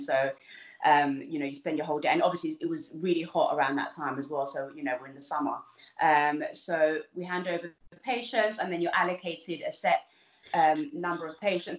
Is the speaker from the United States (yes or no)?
no; London, United Kingdom; also born or lived in Uganda; I came when I was super young, um, and so I grew up in Southeast London. Uh, it's somewhere a little place called East Dulwich